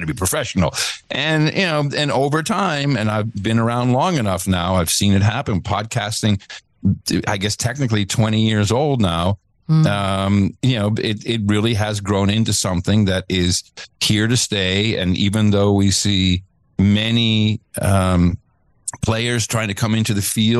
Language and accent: English; Netherlands; moved away; also born or lived in United States; in the Netherlands, where I grew up. I'm an American, but moved there when I was 7 with my folks.